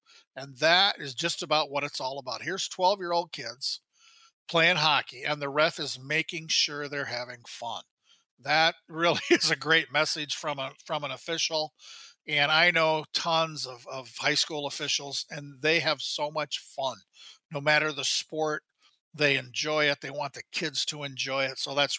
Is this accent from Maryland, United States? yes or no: no; Graettinger, Iowa, United States; now in Minnesota, United States; my hometown of Grettinger, Iowa